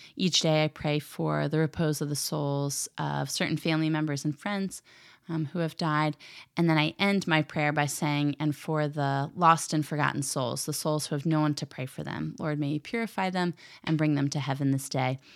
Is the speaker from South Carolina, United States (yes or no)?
no; Philadelphia, Pennsylvania, United States; I'm from the Philadelphia area